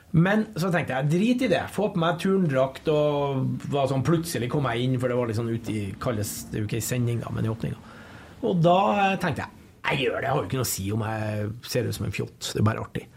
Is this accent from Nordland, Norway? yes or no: yes; Bodø, Nordland, Norway; also born or lived in Lofoten; now in Trondheim, Norway; jeg er nordlending. Sånn ville jeg født i Lofoten, flytta til Bodø to og et halvt år. Men jeg har jo bodd lenger i Trondheim uh, enn jeg har bodd i Bodø.